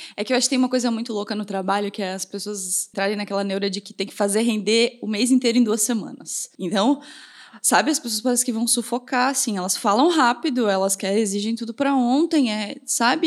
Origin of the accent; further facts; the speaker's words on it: Pinhalzinho, Santa Catarina, Brazil; now in Blumenau, Brazil; lá em Pinhalzinho, na cidade de onde eu vim